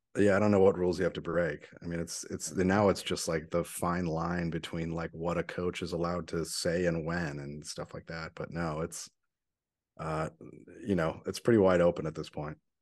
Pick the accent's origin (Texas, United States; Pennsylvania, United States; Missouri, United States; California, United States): Missouri, United States; St. Louis; my hometown